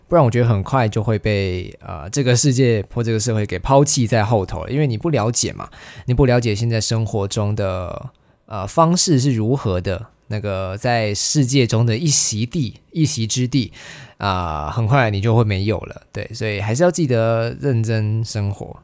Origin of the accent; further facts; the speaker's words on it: Kaohsiung, Taiwan; moved away as an adult; now in Taipei, Taiwan; 我是在高雄长大嘛，然后我上了台北之后